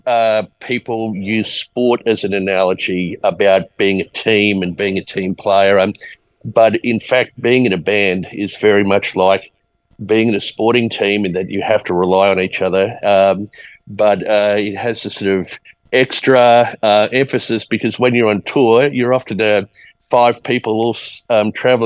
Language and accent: English; Australia; also born or lived in Edmonton, Alberta, Canada / California, United States / Sydney, Australia / Brisbane, Australia; now in Queenstown, New Zealand; Lived in Australia since I was four. So high school, primary school in Sydney, high school in Brisbane